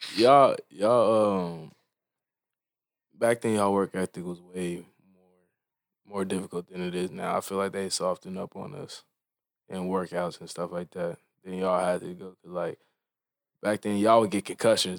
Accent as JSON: {"language": "English", "town": "Frisco", "region": "Texas", "country": "United States", "tie": "born or raised there", "said": "growing up in Frisco"}